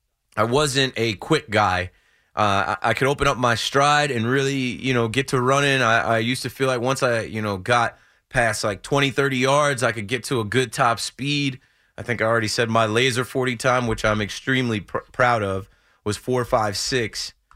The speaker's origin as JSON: {"language": "English", "region": "New Jersey", "country": "United States", "said": "I'm from Jersey. I'm in New York all the time."}